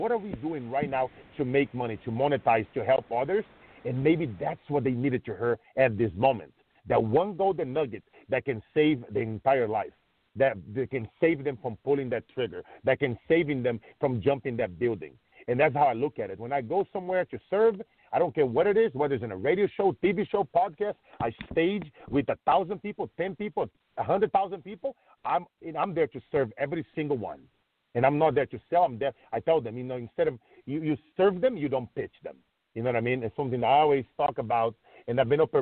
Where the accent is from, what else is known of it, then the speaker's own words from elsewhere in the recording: Brazil; moved away; I grew up in Brazil. I was very poor